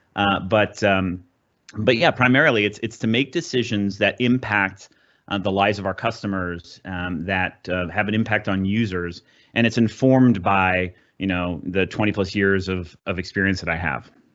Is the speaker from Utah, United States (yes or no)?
no; Southern California, United States; I grew up in Southern California